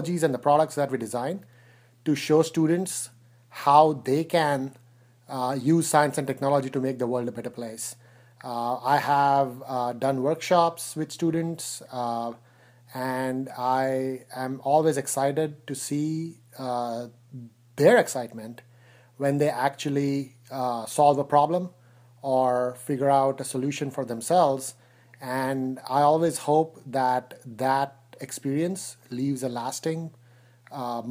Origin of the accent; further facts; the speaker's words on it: India; moved away as an adult; now in United States; I was born in India. I grew up there. I came to the U.S. To go to college